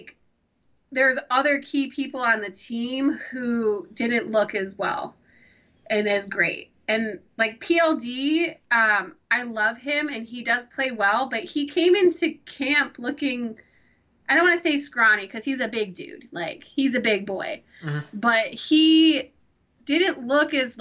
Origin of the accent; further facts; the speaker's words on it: Chicago, Illinois, United States; I grew up in Chicago